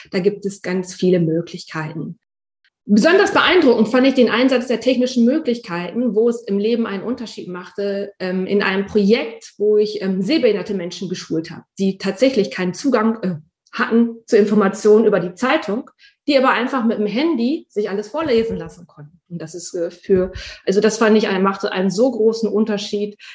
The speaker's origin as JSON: {"language": "German", "region": "North Rhine-Westphalia", "country": "Germany", "tie": "born or raised there", "lives_now": "Münster, Germany", "said": "Ich bin hier in Münster Aufgewachsen bin ich aber tatsächlich im Kreis Höxter"}